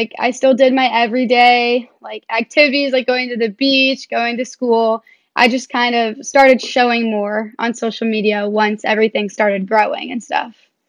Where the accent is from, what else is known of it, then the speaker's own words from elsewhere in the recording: South Florida, United States; I'm 19 and I'm from South Florida.